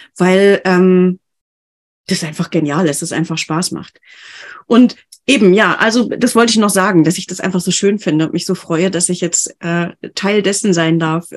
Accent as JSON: {"language": "German", "region": "Bavaria", "country": "Germany", "said": "ich komme ja aus Bayern"}